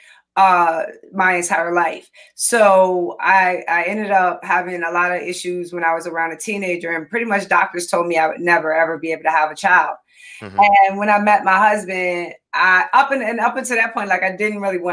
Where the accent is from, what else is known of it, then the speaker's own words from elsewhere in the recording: Richmond, Virginia, United States; moved away as an adult; now in Northern Virginia, United States; I was born and raised in Richmond, Virginia